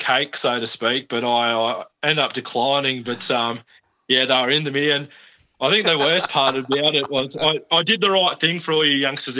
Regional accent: New South Wales, Australia; So we went to, as you know, Mick, being from growing up on the Central Coast, to win the comp, you get a baggy cap.

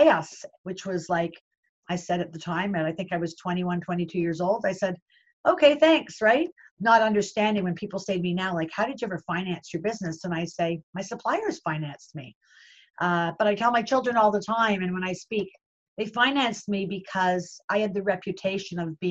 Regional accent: Toronto, Ontario, Canada; I was born and bred in Toronto, Canada

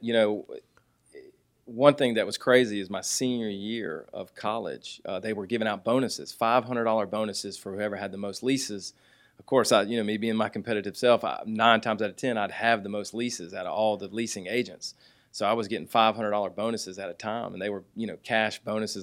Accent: Jonesboro, Georgia, United States; also born or lived in Fort Lauderdale, Florida; grew up on the south side of Atlanta in, uh, Jonesboro and, uh, Eagles Landing area

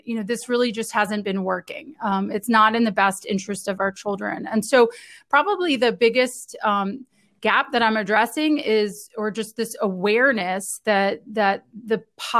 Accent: United States; also born or lived in Italy; I am from the United States. I grew up just outside DC

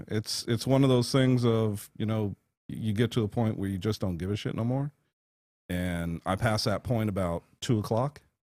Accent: Las Vegas, Nevada, United States; Forty-four years in one place

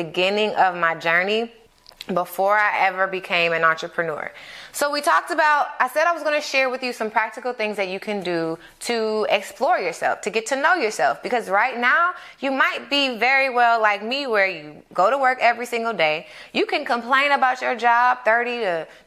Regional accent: Atlanta, Georgia, United States; I grew up in Atlanta

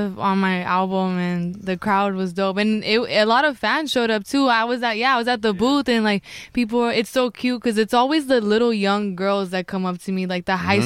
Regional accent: Ventura, California, United States; I'm from Ventura

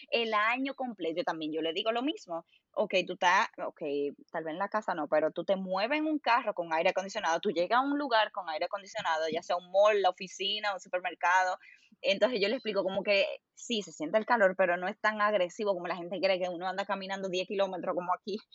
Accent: Germany; Spanish is a second language; yo soy que, yo que soy alemana y tú que eres la latina

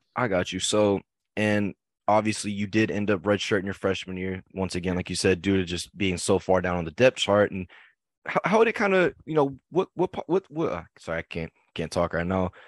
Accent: Keller, Texas, United States; me and Alon are both from Keller, Texas

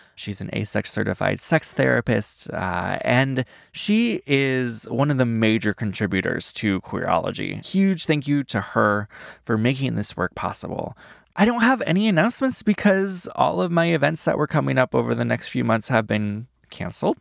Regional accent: Iowa, United States; I grew up in Iowa

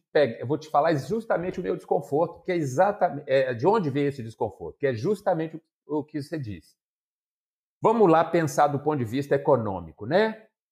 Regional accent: Ponte Nova, Minas Gerais, Brazil; also born or lived in Santa Cruz do Escalvado / Viçosa; E eu sou nascido, criado é, em Ponte Nova, que é uma cidade muito reconhecida como importante suinocultura

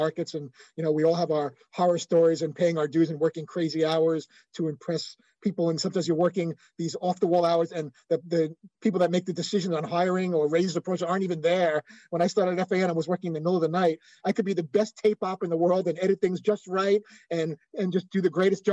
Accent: New York City, New York, United States; moved away as an adult; also born or lived in Los Angeles / Bristol, Connecticut; I grew up in Brooklyn

